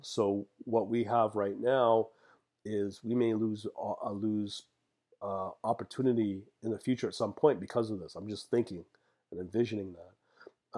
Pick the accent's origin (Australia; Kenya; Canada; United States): Canada; as a Canadian